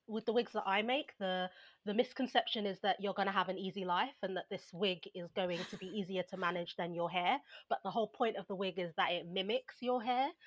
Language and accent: English; London, United Kingdom; I was brought up in Southeast London